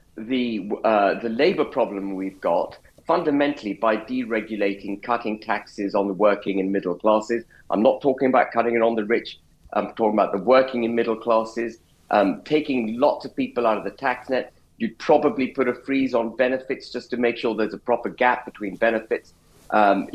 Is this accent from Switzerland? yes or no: no; United Kingdom